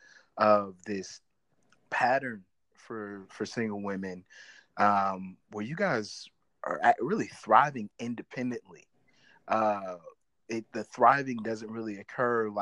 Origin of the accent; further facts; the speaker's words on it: northern Missouri, United States; also born or lived in St. Louis, Missouri; I'm from Missouri, right? Like, I was born in St. Louis, and I grew up in the northern part of the state